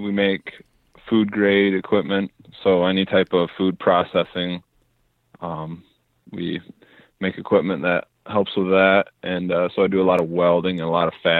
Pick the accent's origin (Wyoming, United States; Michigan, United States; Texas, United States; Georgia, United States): Michigan, United States; Zeeland; Yeah. I was born in Zeeland.